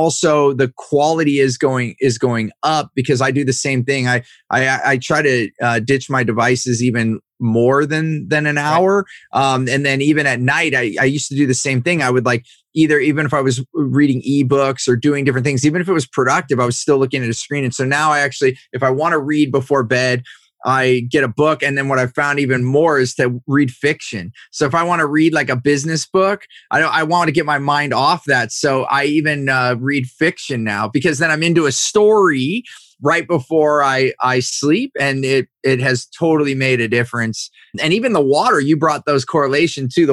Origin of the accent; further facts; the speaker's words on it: Silicon Valley, California, United States; growing up in Silicon Valley here in California